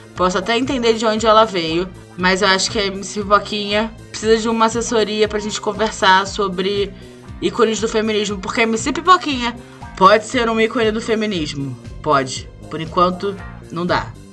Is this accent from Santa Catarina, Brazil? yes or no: no; Rio de Janeiro, Brazil; sendo que sou carioca